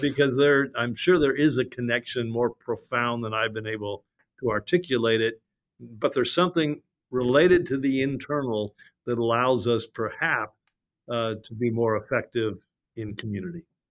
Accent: Los Angeles, California, United States; I'm from Los Angeles

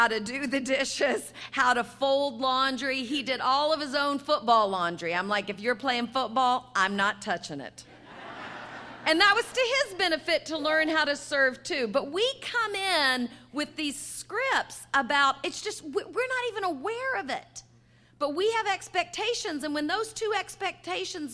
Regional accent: the South, United States; I grew up in the South in the 60s and 70s

